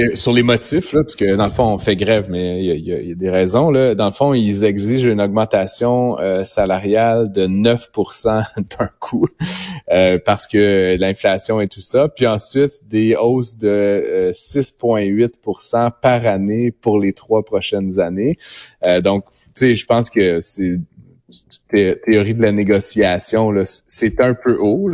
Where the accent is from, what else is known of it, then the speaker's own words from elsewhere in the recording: Ottawa, Ontario, Canada; je suis originaire d'Ottawa